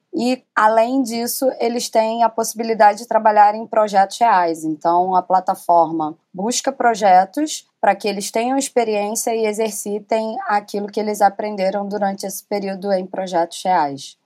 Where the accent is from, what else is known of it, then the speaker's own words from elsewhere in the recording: Rio de Janeiro, Brazil; Sou cria da Rocinha